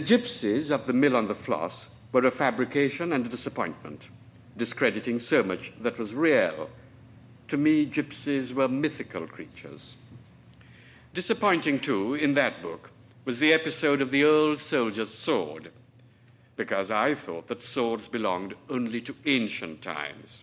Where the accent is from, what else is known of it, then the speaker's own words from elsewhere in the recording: Trinidad & Tobago; moved away; I was born on Trinidad, which is a little island at the mouth of the Orinoco